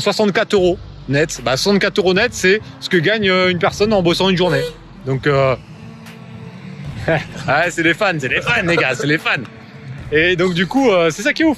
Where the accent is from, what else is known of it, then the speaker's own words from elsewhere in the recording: Paris, Île-de-France, France; on sent que je suis de Paris